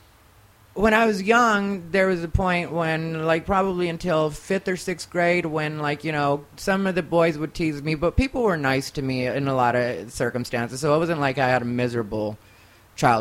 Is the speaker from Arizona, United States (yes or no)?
yes; Casa Grande, Arizona, United States; also born or lived in Phoenix, Arizona; now in Los Angeles, United States; I grew up in Casa Grande, Arizona